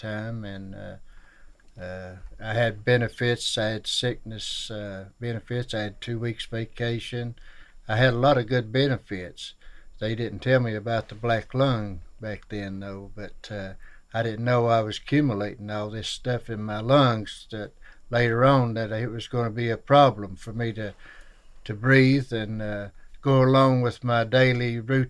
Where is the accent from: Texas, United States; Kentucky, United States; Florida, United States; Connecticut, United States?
Kentucky, United States; Shelby Gap; I'm from Elkhorn Creek, down at Shelby Gap, Kentucky, and it's in Pike County.